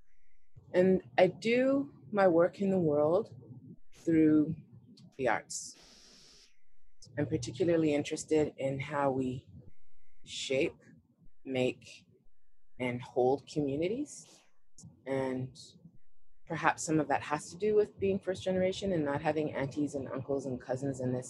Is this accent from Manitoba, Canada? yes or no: no; Vancouver, British Columbia, Canada; I was born in Vancouver